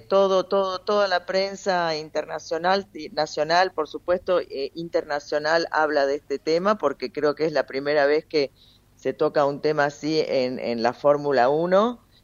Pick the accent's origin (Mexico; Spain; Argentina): Argentina